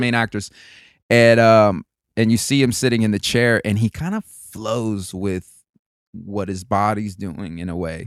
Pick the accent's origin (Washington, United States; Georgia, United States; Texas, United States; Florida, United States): Florida, United States; moved away as an adult; my Spanish had a, had a twang from all the people that I was raised with in Florida